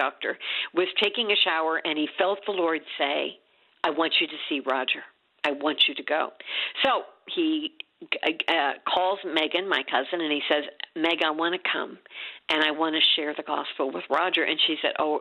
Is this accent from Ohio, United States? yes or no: no; Champaign, Illinois, United States; moved away; also born or lived in Washington, D.C.; Champaign, Illinois, which is my hometown